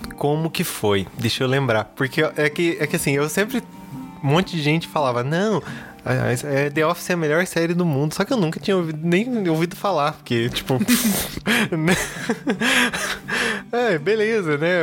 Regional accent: Curitiba, Paraná, Brazil; eu sou aqui de Curitiba

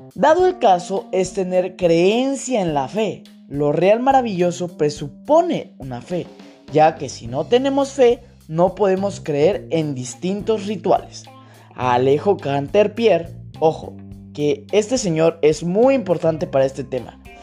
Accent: Mexico; yo mexicano, sé que mi cultura mexicana, en mi país

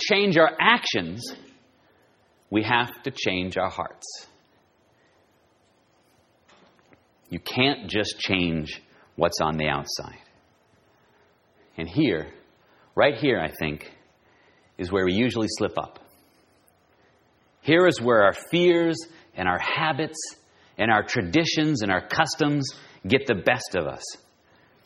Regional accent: Southern California, United States; I'm from Southern California

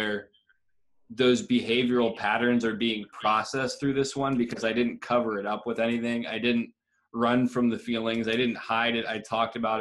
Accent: Columbiana, United States; the house that I grew up in Columbiana

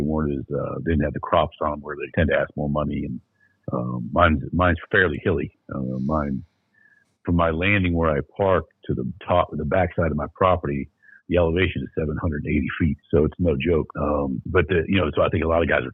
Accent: Pennsylvania, United States; I'm from Pennsylvania

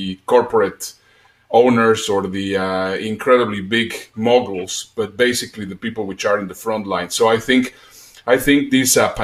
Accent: Mexico; accent: a mix of Spanish and Dutch; English is a second language; moved away as an adult; also born or lived in Germany / United Kingdom / Netherlands / Dubai; I am Mexican. Possibly you will hear a little bit in my accent. I lived in Mexico until I was 18. At 18, I moved to Europe

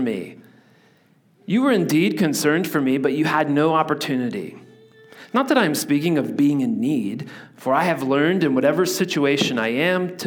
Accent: Indiana, United States; moved away as an adult; also born or lived in Virginia Beach, Virginia; now in Pacific Northwest, United States; I grew up in Indiana where everything is flat

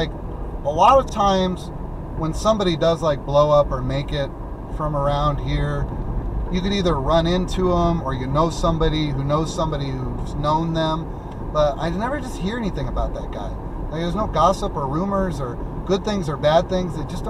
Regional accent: Wisconsin, United States; That's what we used to do growing up in Wisconsin, exactly.

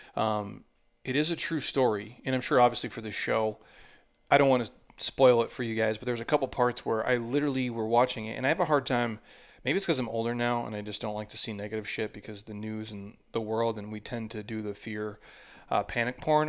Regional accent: Minnesota, United States; I grew up in Minnesota

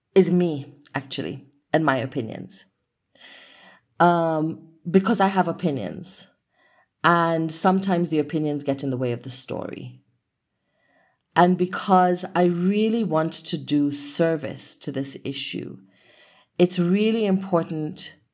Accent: Kenya; I was really exploring my identity as a Kenyan woman with, of Asian heritage

